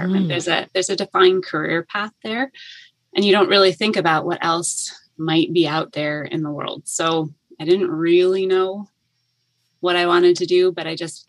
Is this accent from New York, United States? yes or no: yes; Finger Lakes region of New York State, United States; moved away as an adult; also born or lived in Boston; now in Toronto, Canada; I am American. I grew up in the Finger Lakes region of New York State